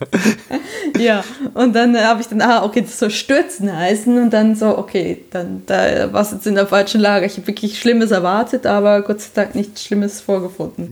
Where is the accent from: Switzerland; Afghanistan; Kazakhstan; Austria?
Switzerland; now in Germany; ich bin eine Schweizerin, die im Ausland lebt